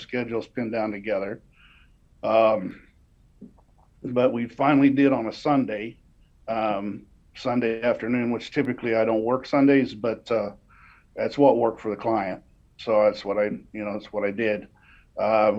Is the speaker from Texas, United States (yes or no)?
no; Indianapolis, Indiana, United States; I'm from Indianapolis area